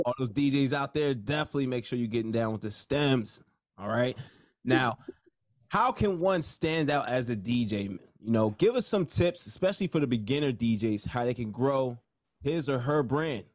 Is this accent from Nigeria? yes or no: yes; Nigeria; I'm Nigerian, so you know I was supposed to be a doctor